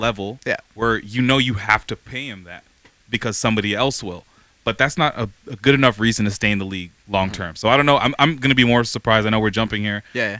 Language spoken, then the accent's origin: English; Toronto, Ontario, Canada; We grew up in York region, Toronto, so we know what he's been capable of.